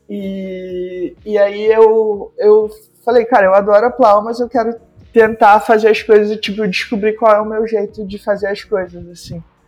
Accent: Macaé, Rio de Janeiro, Brazil; eu nasci em Macaé por um engano, porque eu nasci no dia de Natal, mas a minha irmã nasceu no Rio, a gente morou no Rio quando era bebezinho, e aí a gente foi morar em Macaé, que era a cidade onde os meus avós moravam

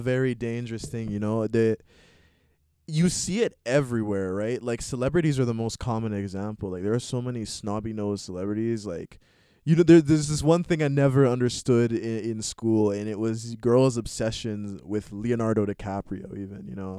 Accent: Montreal, Quebec, Canada; I was born in Montreal here in Canada

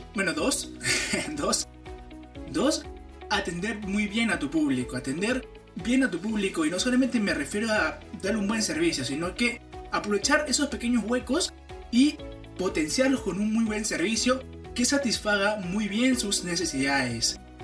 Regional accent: Peru; en mi país

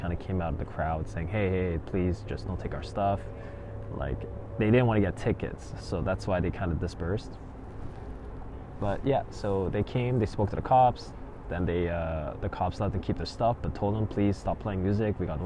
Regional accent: Canada; growing up in Canada

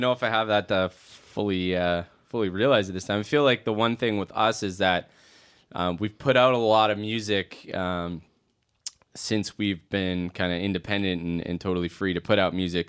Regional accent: Edmonton, Alberta, Canada; being a Canadian boy, in a way, it's just, like, you know, when you grow up, I grew up in Edmonton

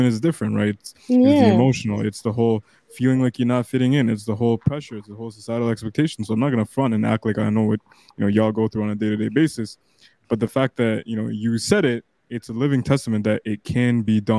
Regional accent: near Toronto, Ontario, Canada; me and Rami in near Toronto

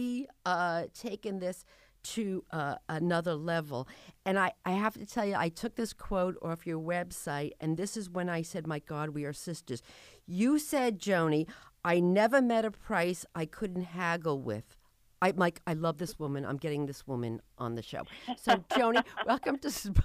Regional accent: New Jersey, United States; moved away; I came from New Jersey

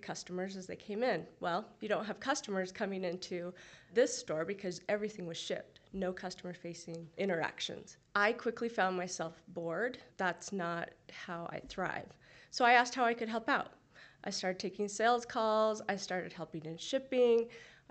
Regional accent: Utah, United States; also born or lived in California; I grew up in Utah County, except 2 years that I lived in California.

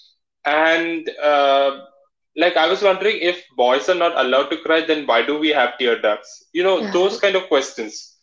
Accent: Malayali, Kerala, India; accent: Malayali; saying that I've got a Malayali accent

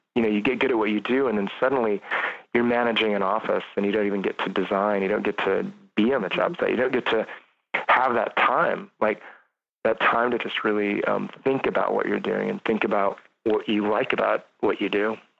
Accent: between Lodi and Jackson, rural California, United States; now in San Francisco, United States; I grew up in California. I grew up really rural, uh, kind of between in the Sierras, kind of just at the edge of the Sierras, edge of the San Joaquin Valley

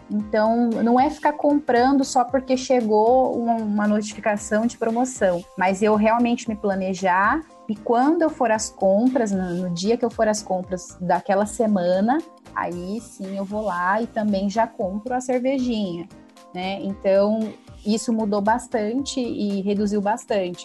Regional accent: interior of São Paulo, Brazil; sou do interior de São Paulo

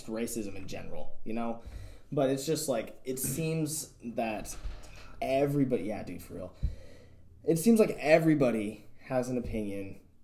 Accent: United States; I'm a white dude, growing up in America

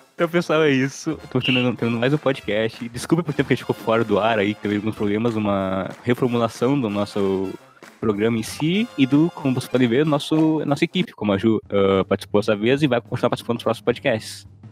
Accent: Gaúcho, Rio Grande do Sul, Brazil; also born or lived in Porto Alegre; now in Pelotas, Brazil; eu que sou gaúcho

